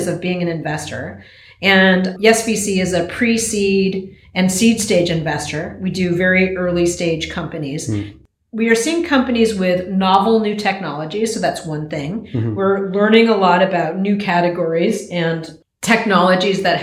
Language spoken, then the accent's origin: English; United States; I am American